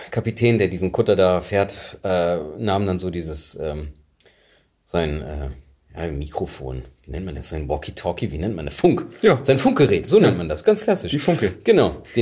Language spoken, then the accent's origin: German; Frisia, Germany; Gerade so als Friese. Ich habe ja den schönsten Dialog, glaube ich, zwischen Friesen mitbekommen.